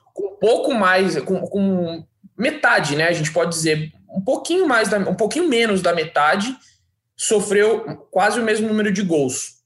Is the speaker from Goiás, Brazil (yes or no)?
no; Cotia, São Paulo, Brazil; em Cotia, minha cidade natal